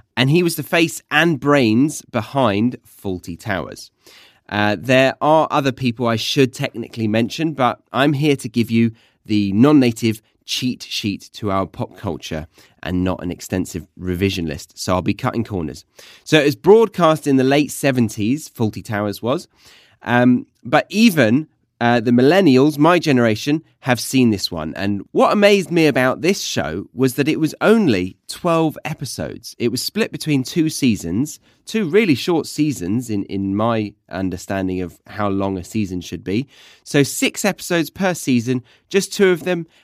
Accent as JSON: {"language": "English", "country": "United Kingdom", "moved": "as an adult", "lives_now": "Australia", "said": "I am British, but currently I live in Australia."}